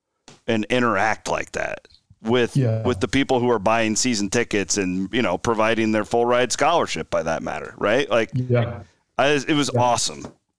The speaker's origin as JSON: {"language": "English", "town": "Clarinda", "region": "Iowa", "country": "United States", "tie": "born or raised there", "said": "Bloom's the farthest thing from a kid from Clarinda, Iowa that you can possibly imagine."}